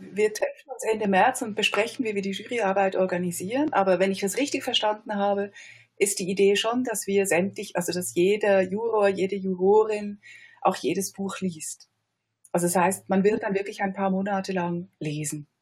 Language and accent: German; Switzerland; als Schweizer Kritikerin